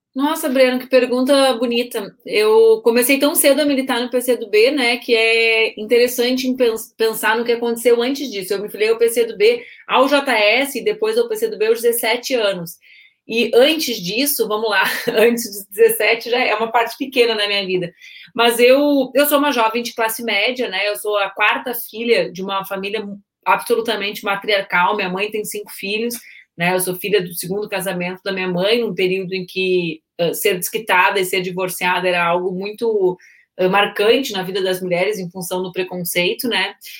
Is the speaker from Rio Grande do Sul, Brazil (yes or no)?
yes; Porto Alegre, Rio Grande do Sul, Brazil; Eu nasci em Porto Alegre, 18 de agosto de 81